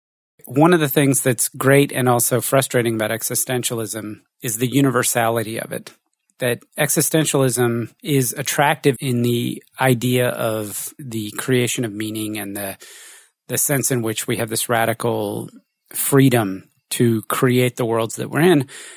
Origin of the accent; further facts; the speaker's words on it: United States; You're French, I'm American, born in the war, you're female, you're male, whatever.